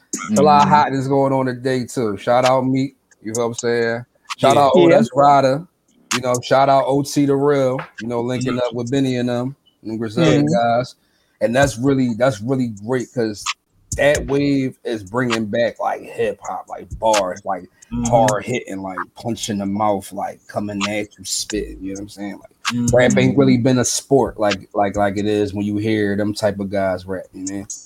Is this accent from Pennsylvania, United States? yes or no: yes; Philadelphia, Pennsylvania, United States; But I'm in Philly. I'm from Philly.